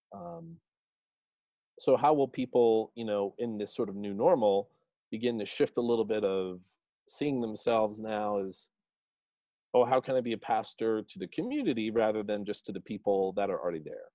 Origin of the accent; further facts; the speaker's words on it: New Jersey, United States; I grew up in New Jersey